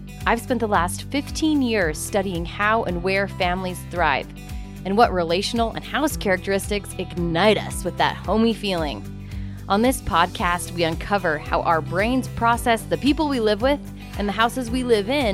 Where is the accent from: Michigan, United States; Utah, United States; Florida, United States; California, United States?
Utah, United States; I'm from Utah